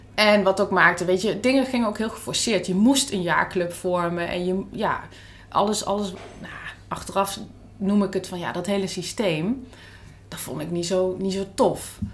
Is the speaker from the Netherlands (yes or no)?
yes; Netherlands; als Nederlander, notabene hartstikke jong en, en openstaand voor alles, een half jaar in Spanje zit